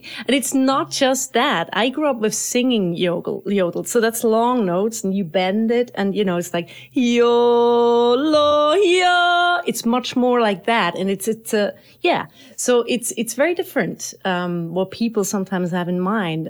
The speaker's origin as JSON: {"language": "English", "town": "Horw", "region": "Lucerne", "country": "Switzerland", "tie": "born or raised there", "also_born_or_lived": "Boston, United States / New York, United States", "moved": "as an adult", "said": "I come originally from Switzerland, from Horw, which is a small little town close to Lucerne"}